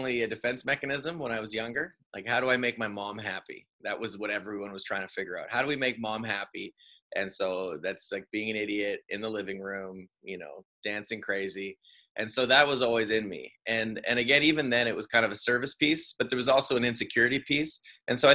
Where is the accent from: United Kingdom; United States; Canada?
Canada; I'm making a living as a Canadian entertainer